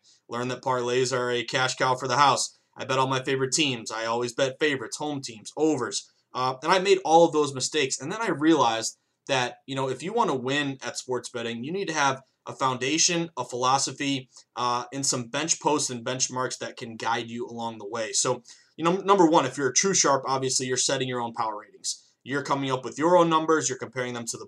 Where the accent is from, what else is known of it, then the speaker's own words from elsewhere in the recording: New England, Massachusetts, United States; growing up in New England